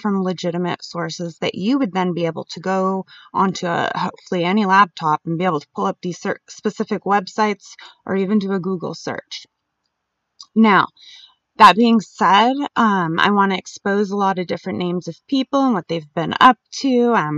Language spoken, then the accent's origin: English; Jacksonville, Florida, United States; born there; also born or lived in Albuquerque; And I was born in Jacksonville, Florida